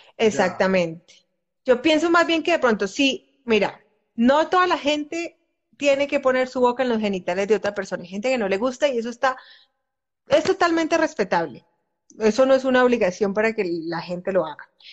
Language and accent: Spanish; Colombia; A nosotras, usualmente a las mujeres que crecimos o que hemos crecido en, culturas como la colombiana